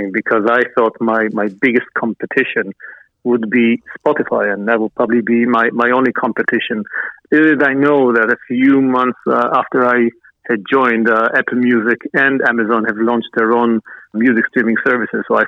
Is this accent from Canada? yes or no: no; Israel; moved away as an adult; also born or lived in New York, United States; I was born and raised in Israel, moved to New York at the early 1990s